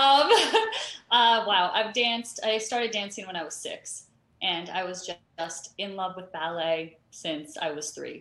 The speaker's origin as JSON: {"language": "English", "town": "Toronto", "region": "Ontario", "country": "Canada", "tie": "born or raised there", "also_born_or_lived": "Florida / Houston", "moved": "as an adult", "said": "I grew up in Canada, in Toronto, Canada."}